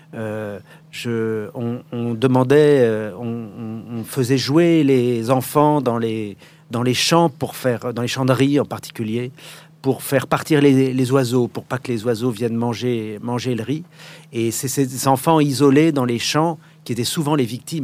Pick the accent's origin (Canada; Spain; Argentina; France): France; Paris, Île-de-France; also born or lived in Morocco / Ivory Coast / Vietnam; je suis né à Paris